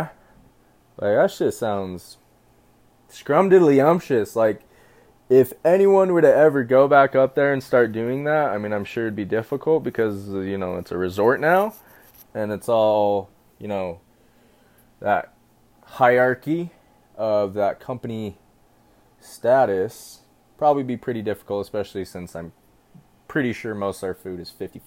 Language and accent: English; Utah, United States; I'm from Utah.